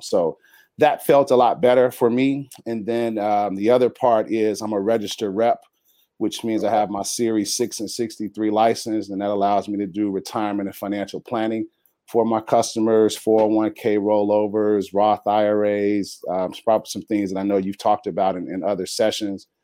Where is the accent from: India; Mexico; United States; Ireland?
United States; Chicago, Illinois; moved away as an adult; now in San Diego, United States; born and raised in Chicago